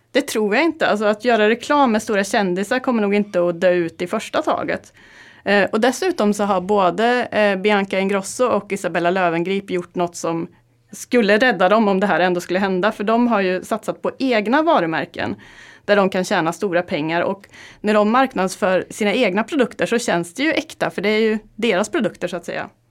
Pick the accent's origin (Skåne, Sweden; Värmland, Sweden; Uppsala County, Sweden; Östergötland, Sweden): Värmland, Sweden; Karlstad; moved away; Jag kom från Karlstad och eh, i helgen så var jag hemma i Värmland